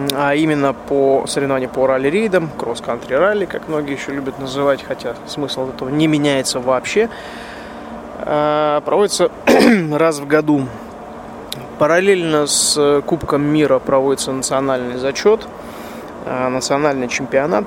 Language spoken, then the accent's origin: Russian; Russia; я, соответственно, из России.